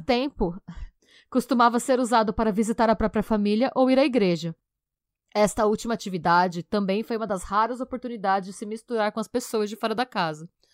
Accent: Brazil; a gente enquanto brasileiro

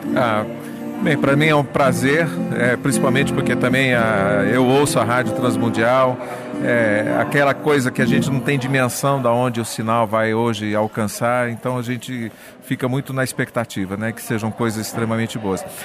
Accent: Carapicuíba, São Paulo, Brazil; eu e o Vavá somos lá de Carapicuíba

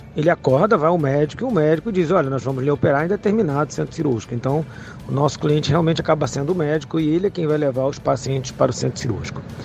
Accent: Fortaleza, Ceará, Brazil; sou de Fortaleza, Ceará.

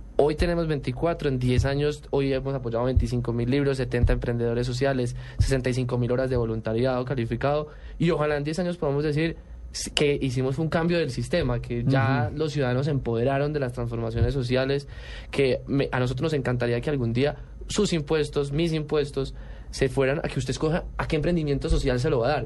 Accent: Colombia; somos los únicos colombianos

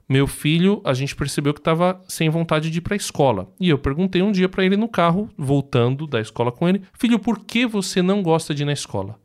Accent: Brazil; a gente é brasileiro

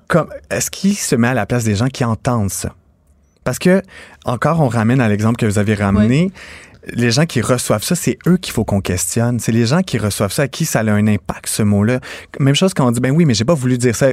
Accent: Napierville, Quebec, Canada

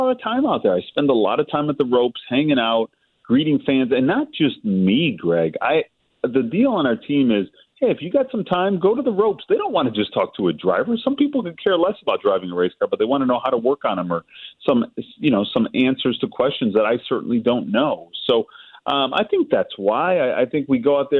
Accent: Chicago, Illinois, United States; we're from Chicago

